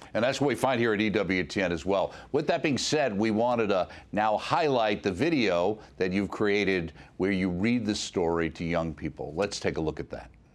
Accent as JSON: {"language": "English", "region": "New York", "country": "United States", "said": "myself coming from New York"}